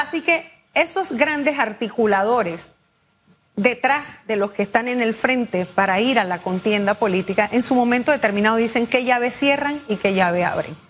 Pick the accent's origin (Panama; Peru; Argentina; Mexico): Panama; Como panameños